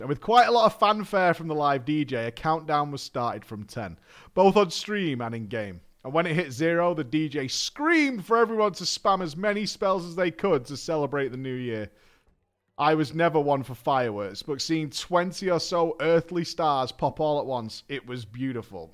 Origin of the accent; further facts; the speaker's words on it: United States; I'm an American